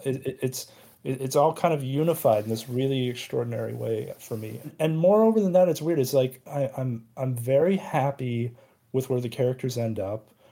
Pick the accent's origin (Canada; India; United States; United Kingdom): United States; I'm Asian American